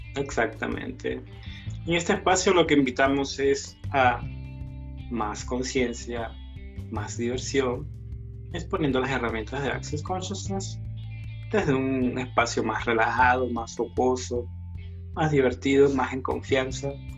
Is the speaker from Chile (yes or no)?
yes; Chile; soy de Chile